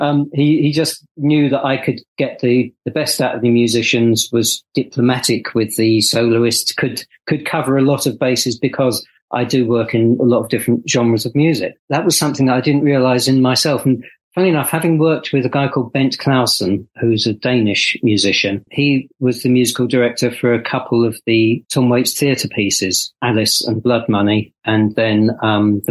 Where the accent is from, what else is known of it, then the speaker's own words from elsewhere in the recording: Essex, East of England, United Kingdom; I'm from Essex. I don't have any Irish blood in me, as far as I know